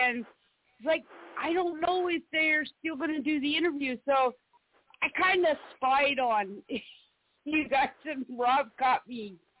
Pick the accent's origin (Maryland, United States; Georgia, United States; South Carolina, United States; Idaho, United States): South Carolina, United States; East Coast; moved away; I grew up on the East Coast, so you know, I was in Sweet South Carolina